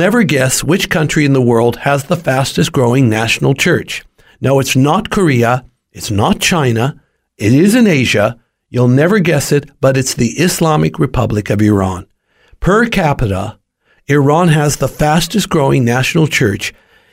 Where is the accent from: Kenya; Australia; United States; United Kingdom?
Australia